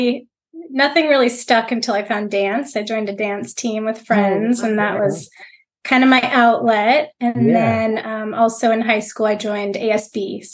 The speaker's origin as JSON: {"language": "English", "town": "Encinitas", "region": "California", "country": "United States", "tie": "born or raised there", "said": "I grew up in Encinitas, down in Southern California, in San Diego."}